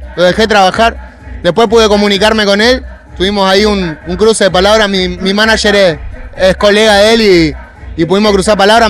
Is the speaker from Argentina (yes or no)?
yes; Monte Grande, Buenos Aires Province, Argentina; Montegrande es, es de donde yo nací y bueno, y era un lugar